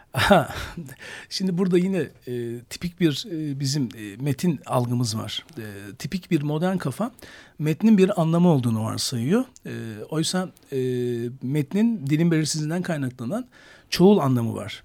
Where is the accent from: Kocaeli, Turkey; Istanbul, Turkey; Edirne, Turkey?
Edirne, Turkey; 1973 Edirne doğumluyum